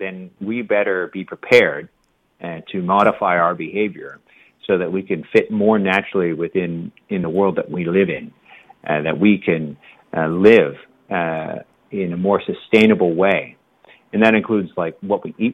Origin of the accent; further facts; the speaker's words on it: Canada; as a Canadian